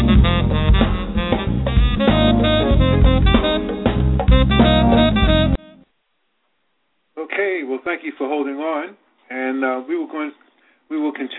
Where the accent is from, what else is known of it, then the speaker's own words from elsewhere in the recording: Virginia, United States; now in New York City, United States; I was born in Virginia